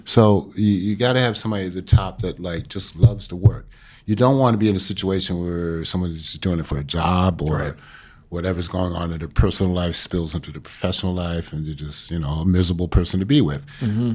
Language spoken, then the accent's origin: English; New York City, New York, United States; Being a New Yorker